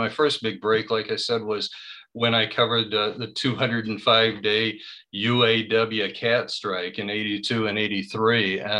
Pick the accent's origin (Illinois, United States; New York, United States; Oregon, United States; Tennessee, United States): Illinois, United States; Winchester; moved away as an adult; now in Chicago, United States; I grew up in a small town, had a great small town life.